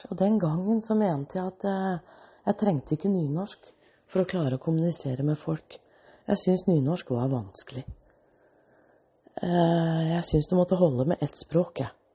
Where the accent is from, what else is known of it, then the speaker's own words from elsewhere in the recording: Australia; born there; jeg er født i Australia. Og så hadde jeg en dansk pappa og en norsk mor. Og den gangen var jeg dansk statsborger.